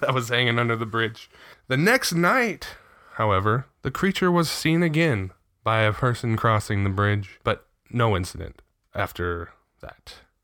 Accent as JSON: {"language": "English", "town": "Riverside", "region": "California", "country": "United States", "tie": "born or raised there"}